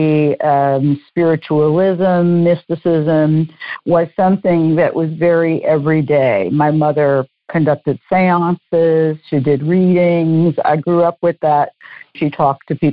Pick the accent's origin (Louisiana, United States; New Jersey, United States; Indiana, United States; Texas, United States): Louisiana, United States; New Orleans; I'm from New Orleans